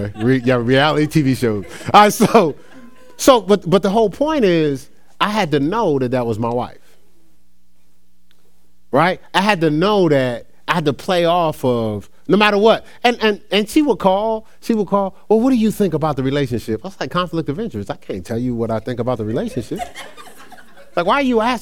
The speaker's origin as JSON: {"language": "English", "region": "New Jersey", "country": "United States", "moved": "as an adult", "lives_now": "Ohio, United States", "said": "I moved to Ohio. I was from New Jersey"}